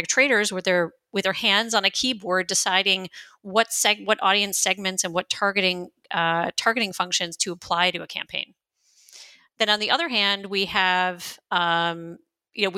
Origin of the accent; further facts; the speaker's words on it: United States; moved away as an adult; now in Berlin, Germany; I am an American who's been living in Germany, in Berlin, for the last 22 years.